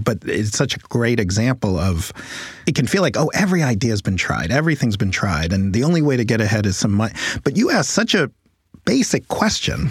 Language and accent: English; New York City, New York, United States; I grew up in Manhattan, like you did, around the same time